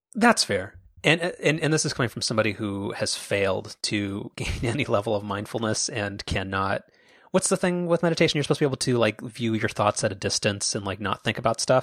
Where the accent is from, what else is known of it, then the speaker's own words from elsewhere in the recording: Orange County, California, United States; we're from Orange County